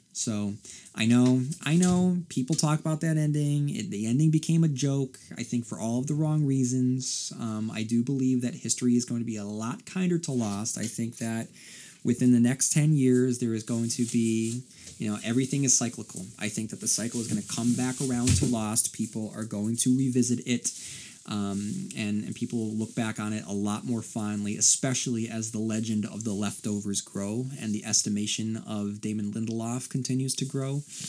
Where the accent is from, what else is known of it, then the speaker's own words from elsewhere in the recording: Port Hope, Ontario, Canada; to hear your thoughts on the town they used for Derry, Port Hope, Ontario. Port Hope happens to be my hometown.